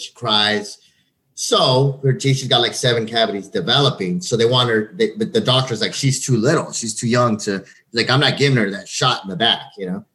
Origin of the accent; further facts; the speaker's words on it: El Paso, Texas, United States; growing up in El Paso